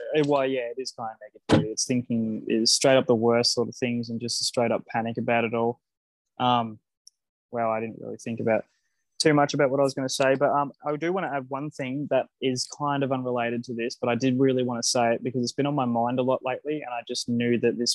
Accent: Australia; I'm an Australian

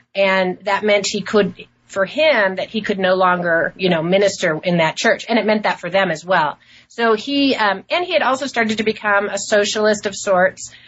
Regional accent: Portland, Oregon, United States; also born or lived in New York City; I was born in New York City uh, and grew up in Portland, Oregon

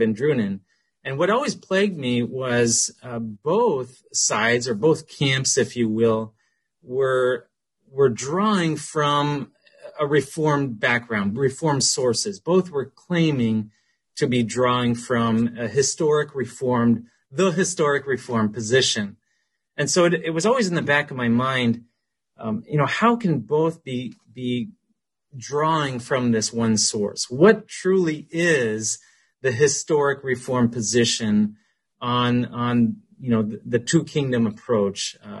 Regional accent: Ontario, Canada; I grew up in Ontario, Canada, so I'm a Canadian, so please don't hold that against me.

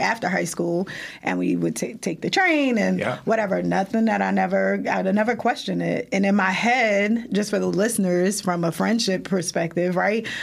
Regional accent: Irvington, New Jersey, United States; we grew up in Irvington

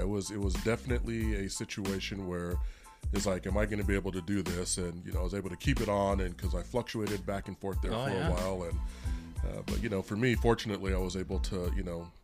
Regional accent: Albuquerque, New Mexico, United States; moved away as an adult; now in Las Cruces, United States; born and raised in Albuquerque, and so Albuquerque native

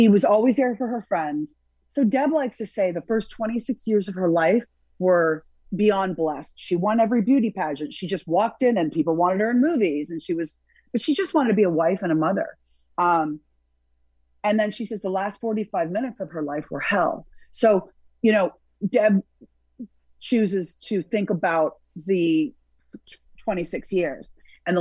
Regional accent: Burlington, Ontario, Canada; moved away as an adult; also born or lived in Toronto / Montreal; now in Miami, United States; And finally a family adopted me from Burlington

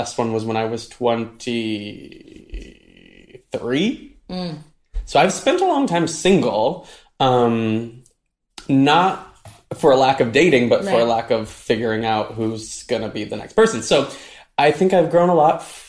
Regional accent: Michigan, United States; moved away as an adult; my hometown of Michigan

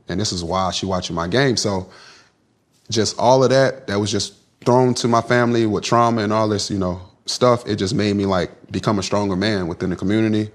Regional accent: Kinston, North Carolina, United States; I'm from Kinston

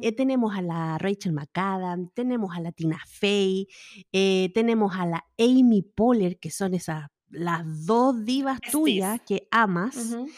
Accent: Valparaíso, Chile; moved away; yo nací criada en Valparaíso

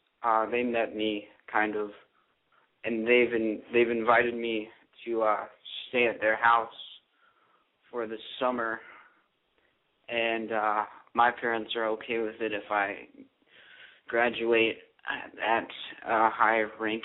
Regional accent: California, United States; I'm 18. I just turned 18. I'm from California.

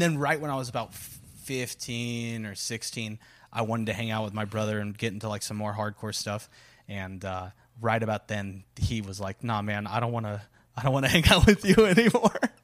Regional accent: Corpus Christi, Texas, United States; moved away; my genesis, if, if you will, uh, it starts, uh, right in Texas's butthole, uh, Corpus Christi

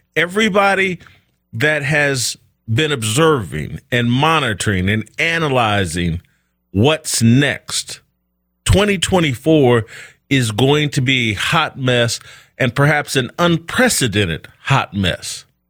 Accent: United States; I'm an American black man

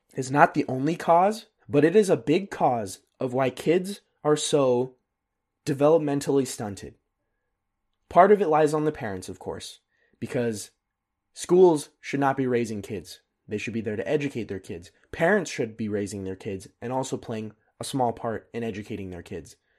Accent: United States; now in Germany; As an American

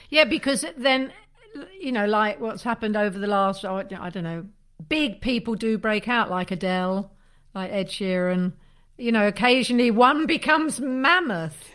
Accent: Leeds, Yorkshire and the Humber, United Kingdom; I'm from Leeds

